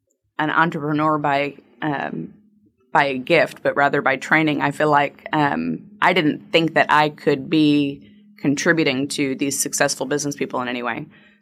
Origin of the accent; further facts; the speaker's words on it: Massachusetts, United States; also born or lived in Hartford, Connecticut; I am a Yankee. Don't hold it against me. But I was born in Hartford, Connecticut, raised in Massachusetts, went to college in upstate New York.